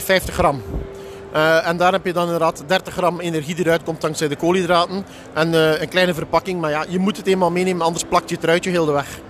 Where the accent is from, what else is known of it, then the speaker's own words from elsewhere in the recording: Belgium; Ik kom eh, uit België, het bedrijf is in Nederland net op de grens